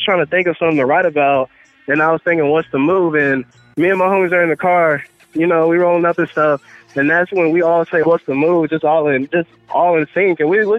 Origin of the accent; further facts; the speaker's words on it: Radcliff, Kentucky, United States; moved away as an adult; now in Tennessee, United States; I'm in Tennessee right now for college, but I'm from, you know, Radcliffe, Kentucky. It's like 45 minutes outside of Louisville, Kentucky.